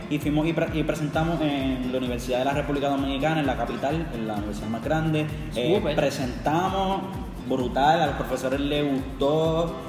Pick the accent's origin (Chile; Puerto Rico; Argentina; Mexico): Puerto Rico; Carolina; yo soy de Carolina